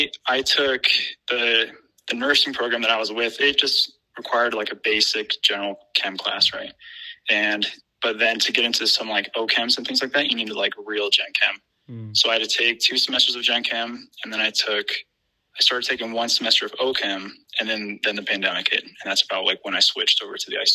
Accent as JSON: {"language": "English", "region": "East Coast", "country": "United States", "moved": "yes", "lives_now": "Midwest, United States", "said": "I am originally from the East Coast, moved out to like the middle of the U.S."}